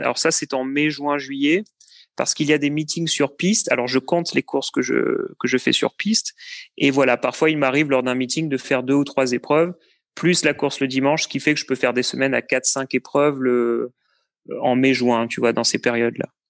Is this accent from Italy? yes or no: no; Cannes, Provence-Alpes-Côte d'Azur, France; moved away as an adult; also born or lived in Lyon / Paris; now in Blois, France; je suis né à Cannes, j'ai vécu sur la côte d'Azur pendant pas mal de temps